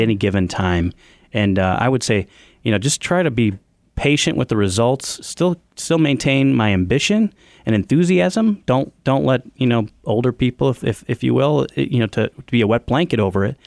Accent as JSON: {"language": "English", "town": "Evergreen Park", "region": "Illinois", "country": "United States", "tie": "born or raised there", "said": "I grew up in Evergreen Park where the business was founded"}